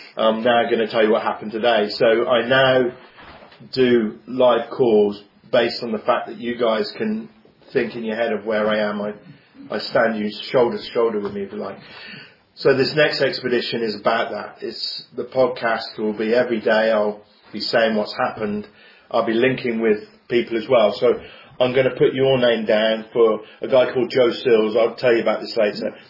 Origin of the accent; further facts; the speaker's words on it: Coventry, West Midlands, United Kingdom; I'm from Coventry. I was brought up here.